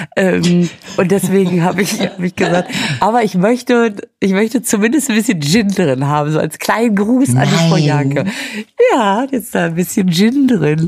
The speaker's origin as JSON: {"language": "German", "town": "Münster", "region": "North Rhine-Westphalia", "country": "Germany", "tie": "born or raised there", "moved": "yes", "said": "Ich war ja in Münster, in meiner Heimatstadt"}